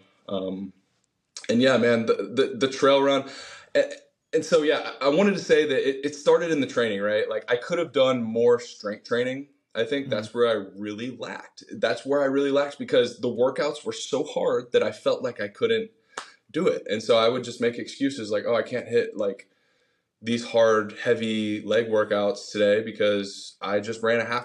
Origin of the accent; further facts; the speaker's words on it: Austin, Texas, United States; also born or lived in Virginia / San Diego; I grew up here in Austin, Texas, and my parents got divorced when I was a junior in high school